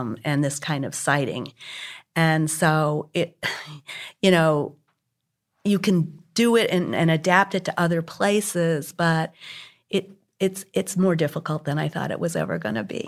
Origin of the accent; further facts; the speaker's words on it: Hartford, Connecticut, United States; now in Houston, United States; when I was about eleven, and growing up in Hartford, Connecticut, outside of Hartford